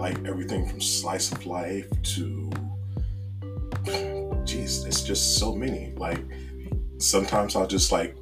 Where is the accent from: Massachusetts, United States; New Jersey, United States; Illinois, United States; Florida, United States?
New Jersey, United States; also born or lived in North Carolina; Born in North Carolina, but raised in Jersey